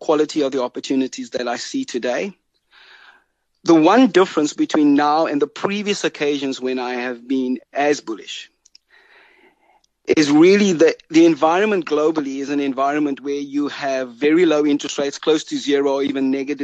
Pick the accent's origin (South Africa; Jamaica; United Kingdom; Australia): South Africa; as a South African